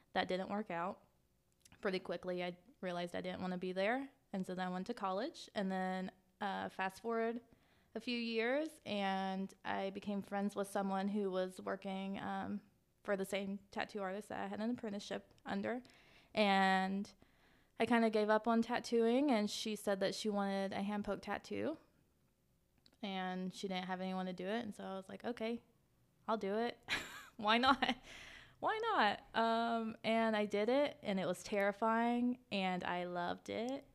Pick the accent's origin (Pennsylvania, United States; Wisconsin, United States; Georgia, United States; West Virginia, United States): West Virginia, United States; Clay County; I grew up on the line between Clay and Kanawha County.